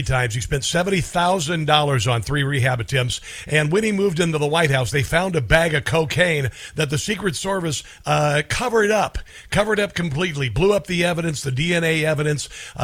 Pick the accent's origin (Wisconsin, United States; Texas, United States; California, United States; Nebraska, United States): Nebraska, United States; Omaha; I'm from Omaha